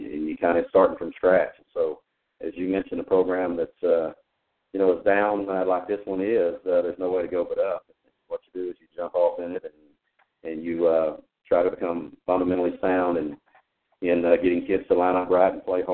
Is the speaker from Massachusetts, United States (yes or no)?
no; East Texas, United States; moved away as an adult; now in Somerville, United States; I'm originally from the East Texas area, and have coached and taught or admin in that area all of my career until recently